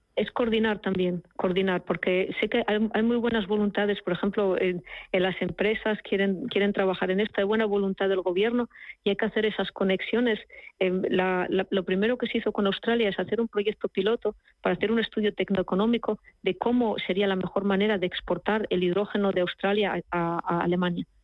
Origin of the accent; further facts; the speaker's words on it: Asturias, Spain; now in Germany; En la región de, de donde yo vengo, de Asturias